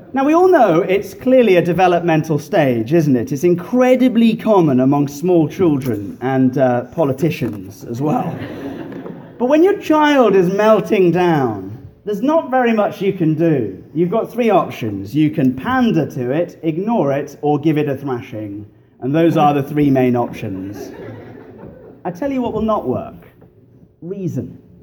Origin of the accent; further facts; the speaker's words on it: England, United Kingdom; moved away as an adult; now in Fox Chapel, United States; I grew up in the bars of England